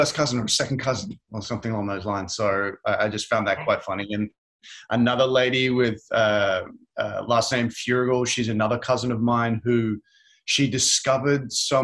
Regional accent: Brisbane, Queensland, Australia; I was born in Brisbane in Australia.

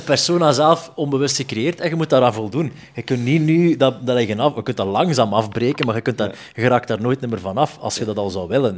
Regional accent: Zele, Flanders, Belgium; moved away; ik kwam van Zeelen oorspronkelijk, dat is Lokeren en Dendermonde.

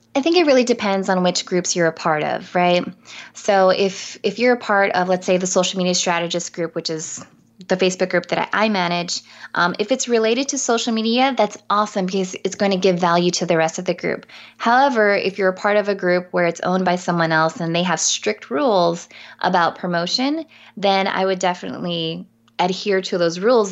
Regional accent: San Diego, California, United States; I'm from San Diego too

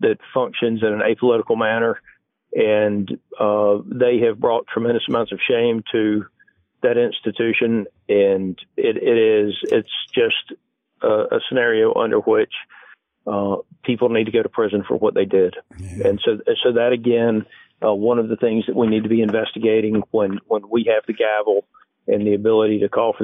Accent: Georgia, United States; the Democratic Party that I grew up around in Georgia 20 years ago

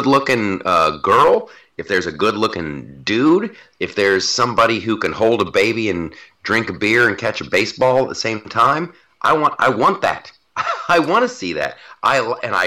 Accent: Columbus, Ohio, United States; moved away; Before I left Columbus, Ohio, I was spending some time at my mom's place

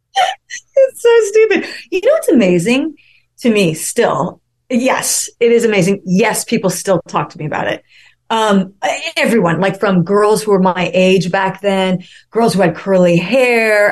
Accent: the West, United States; moved away as an adult; also born or lived in Arizona / Colorado / New York; I grew up mostly in the West. So, you know, Arizona and Colorado and places

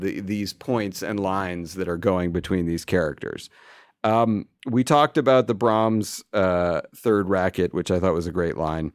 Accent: United States; we're American

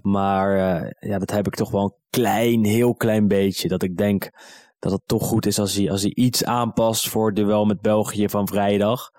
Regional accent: Netherlands; also born or lived in Amsterdam; Ik ben Nederlander

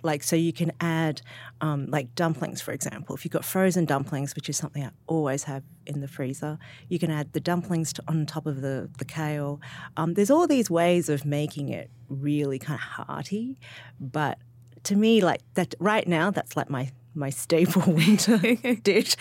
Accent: Sydney, New South Wales, Australia; moved away; I'm from Sydney.

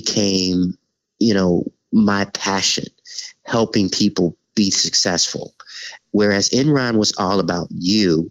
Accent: Chicago, Illinois, United States; moved away as an adult; growing up in Chicago

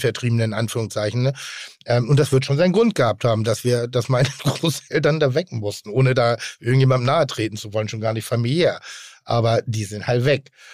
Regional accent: Pinneberg, Schleswig-Holstein, Germany; ich bin im, äh, im Westen groß geworden

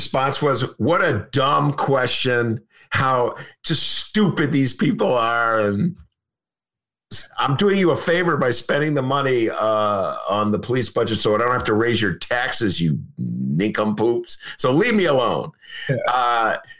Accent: Evanston, Illinois, United States; accent: downstate; mayor of my hometown.

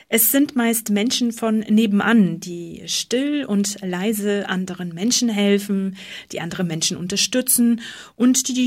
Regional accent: Bavaria, Germany; Also ich bin Oberbayer.

